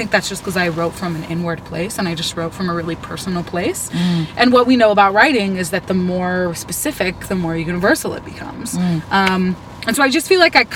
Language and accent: English; Northern California, United States; moved away as an adult; also born or lived in Baton Rouge, Louisiana; I'm originally from Northern California and moved to Baton Rouge, Louisiana when I was 19.